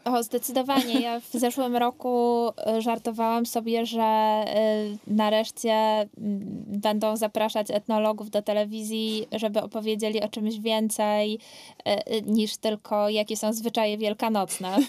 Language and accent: Polish; Katowice, Silesian Voivodeship, Poland; ja dorastałam w Katowicach Ligodzie